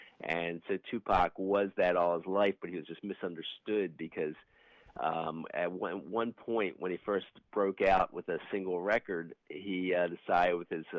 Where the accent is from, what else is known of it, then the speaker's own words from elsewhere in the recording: Baltimore, Maryland, United States; Born and raised in Baltimore, Maryland